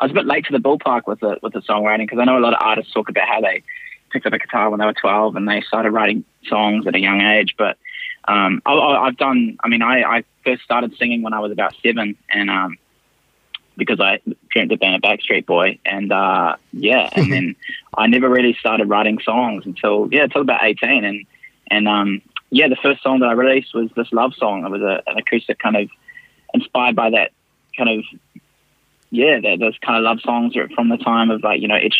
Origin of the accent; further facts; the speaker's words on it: Christchurch, Canterbury, New Zealand; also born or lived in Auckland; I was born and raised in Christchurch